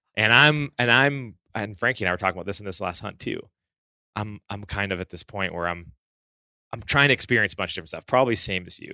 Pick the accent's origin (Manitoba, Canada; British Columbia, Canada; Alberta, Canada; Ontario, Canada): Alberta, Canada; Southern; I grew up in Southern Alberta.